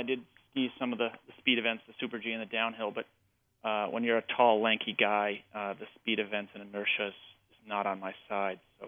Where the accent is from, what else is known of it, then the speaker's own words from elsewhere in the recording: Connecticut, United States; I grew up in Connecticut